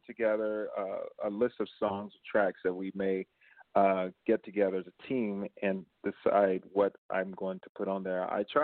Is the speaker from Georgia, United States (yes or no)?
yes; Manchester, Georgia, United States; now in St. Petersburg, United States; growing up in Georgia